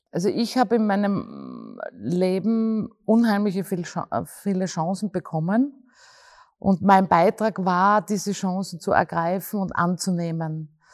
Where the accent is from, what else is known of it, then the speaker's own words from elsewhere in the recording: Graz, Styria, Austria; Und ich bin in der Stadt aufgewachsen und ich bin auch ein Stadtmensch